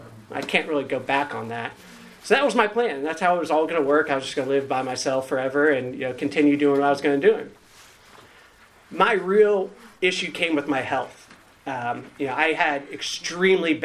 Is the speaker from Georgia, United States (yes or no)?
no; Northern Virginia, United States; moved away as an adult; now in Raleigh, United States; I grew up in Northern Virginia, recently got to Raleigh